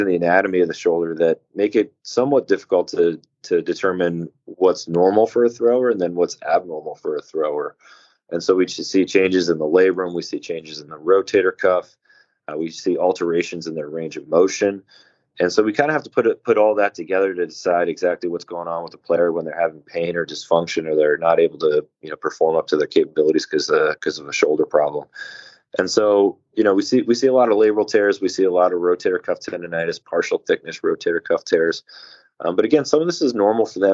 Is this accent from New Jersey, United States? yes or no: no; Massachusetts, United States; now in Maryland, United States; I'm not actually from Maryland. I'm from Massachusetts originally